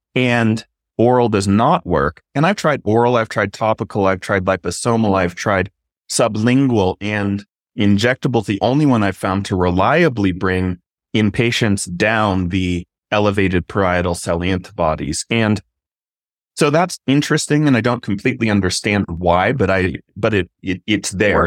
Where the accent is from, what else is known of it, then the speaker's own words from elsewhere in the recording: Arizona, United States; I grew up in Arizona